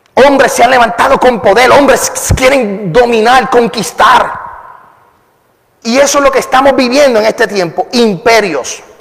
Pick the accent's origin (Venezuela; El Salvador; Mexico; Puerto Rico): Puerto Rico; soy puertorriqueño y hablo muy rápido